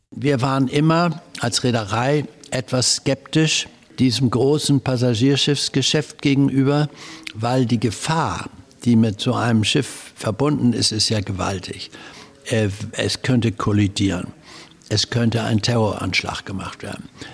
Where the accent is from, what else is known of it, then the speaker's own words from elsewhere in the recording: Hamburg, Germany; Also ich bin in Hamburg geboren und zwar Hausgeburt